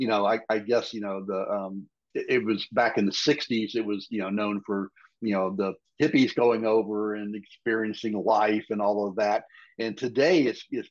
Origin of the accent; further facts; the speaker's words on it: Western Tennessee, United States; also born or lived in Texas; now in Colorado, United States; I grew up in Western Tennessee, where there was nothing but trees all over the place